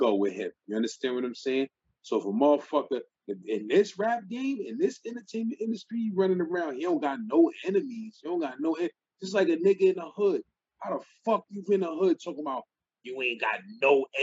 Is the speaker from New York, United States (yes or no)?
yes; New York City, New York, United States; I was growing up in Brownsville